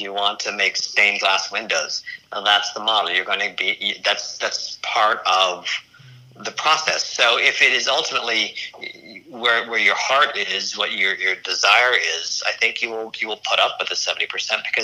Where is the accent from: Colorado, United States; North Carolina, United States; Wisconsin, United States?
Colorado, United States; accent: slight Midwestern; also born or lived in Philadelphia / Los Angeles; born and raised in Colorado